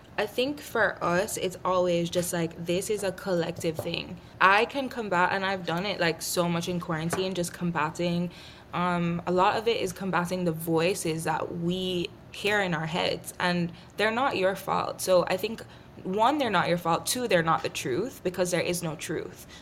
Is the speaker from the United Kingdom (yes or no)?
no; Jamaica; I grew up in Jamaica